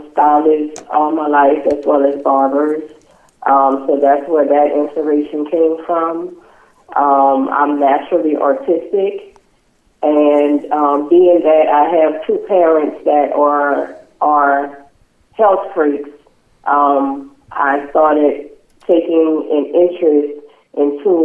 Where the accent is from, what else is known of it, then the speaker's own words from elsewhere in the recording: New Orleans, Louisiana, United States; now in Jonesboro, United States; I'm actually from New Orleans, Louisiana